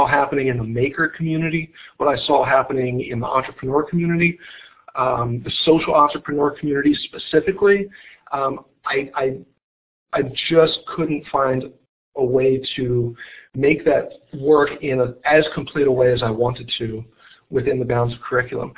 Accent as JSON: {"language": "English", "town": "Baltimore", "region": "Maryland", "country": "United States", "tie": "born or raised there", "said": "the culture of where I grew up and here in Baltimore"}